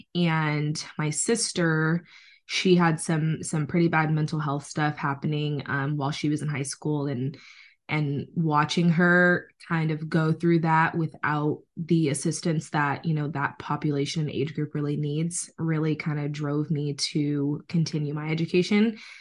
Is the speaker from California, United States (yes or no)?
yes; San Diego, California, United States; also born or lived in Reno, Nevada / Washington; I'm born and raised in San Diego, California. Um, I've lived here my whole life